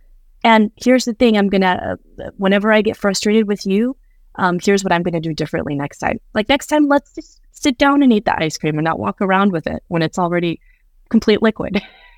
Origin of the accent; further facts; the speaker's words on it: Midwest, United States; I grew up in the Midwest in the Southern Baptist Church.